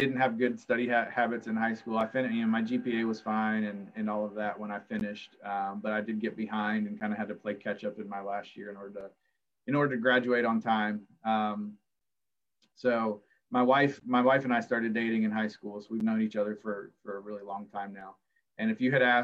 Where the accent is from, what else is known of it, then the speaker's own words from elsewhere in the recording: Culpeper, Virginia, United States; moved away; I grew up in the county, a house up in the woods